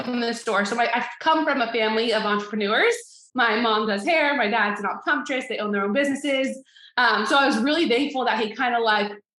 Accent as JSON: {"language": "English", "town": "Riverside", "region": "California", "country": "United States", "said": "I'm from Riverside, California"}